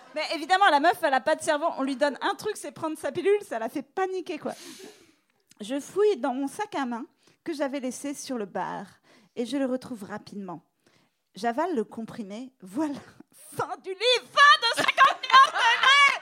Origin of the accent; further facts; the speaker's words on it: France; now in New York, United States; je suis française